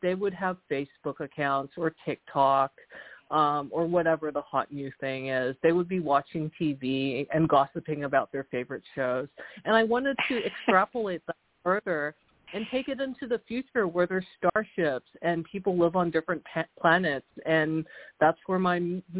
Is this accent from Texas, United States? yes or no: yes; Houston, Texas, United States; also born or lived in South Korea; I was born in Houston. I'm Korean-American, but my parents are Korean, and they were homesick for Korea, so we actually sort of bounced back and forth between Texas and South Korea